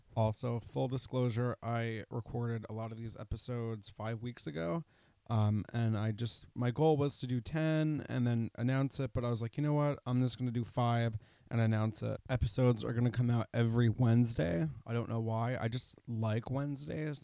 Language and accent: English; Putnam County, New York, United States; I grew up an hour north of New York City in, uh, Putnam County, which bordered Westchester County